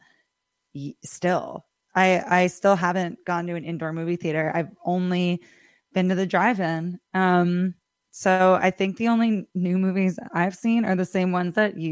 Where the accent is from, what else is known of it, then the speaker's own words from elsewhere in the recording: Millerton, New York, United States; I grew up in Millerton and going to the movie house, and it's very dear to me